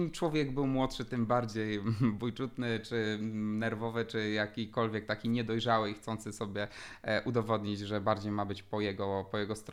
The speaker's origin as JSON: {"language": "Polish", "town": "Poznań", "region": "Greater Poland", "country": "Poland", "said": "też było poszanowanie każdej złotóweczki, jesteśmy z Poznania"}